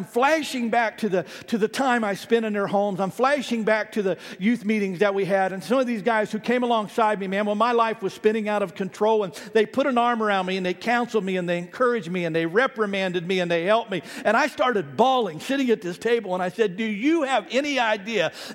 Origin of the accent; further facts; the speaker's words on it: Ohio, United States; moved away; I grew up in Ohio